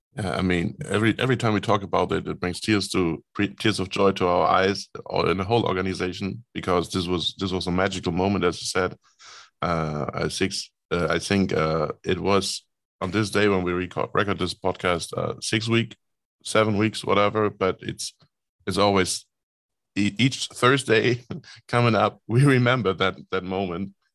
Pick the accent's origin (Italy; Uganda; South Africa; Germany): Germany; Rostock, Mecklenburg-Vorpommern; Rostock is my hometown